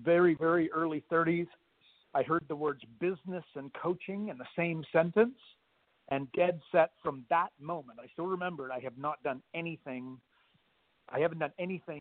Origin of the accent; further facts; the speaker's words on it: Canada; moved away as an adult; also born or lived in Australia; I'm Canadian